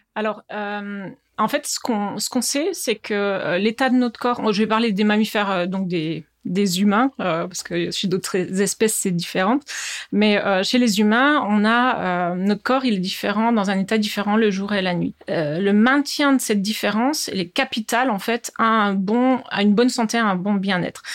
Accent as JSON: {"language": "French", "region": "Bourgogne-Franche-Comté", "country": "France", "tie": "born or raised there", "also_born_or_lived": "Besançon / United States", "moved": "as an adult", "lives_now": "Strasbourg, France", "said": "j'habite à Strasbourg et je suis originaire de Franche-Comté, d'où peut-être mon petit accent"}